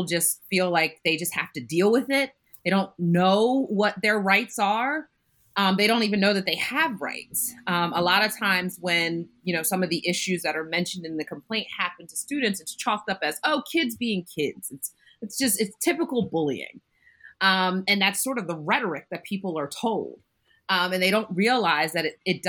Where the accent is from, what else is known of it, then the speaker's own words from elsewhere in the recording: Bucks County, Pennsylvania, United States; I grew up in Bucks County as well, not in Pennridge, but in Bucks County